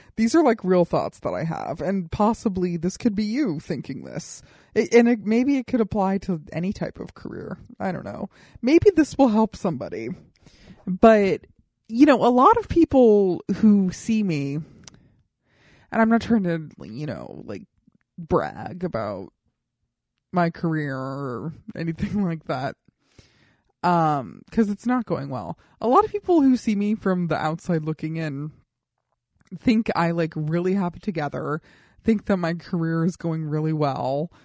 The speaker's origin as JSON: {"language": "English", "town": "Colorado Springs", "region": "Colorado", "country": "United States", "tie": "born or raised there", "moved": "as an adult", "lives_now": "Los Angeles, United States", "said": "people who I grew up with in Colorado Springs"}